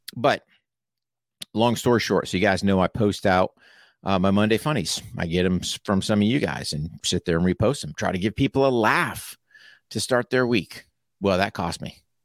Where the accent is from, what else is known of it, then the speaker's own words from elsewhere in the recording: United States; I'm an American